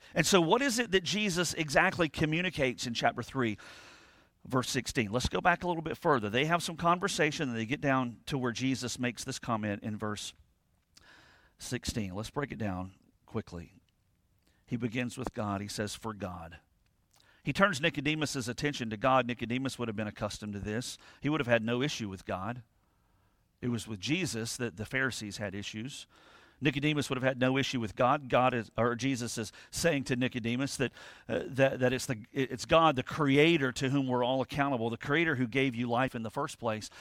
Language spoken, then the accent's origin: English; United States; we're American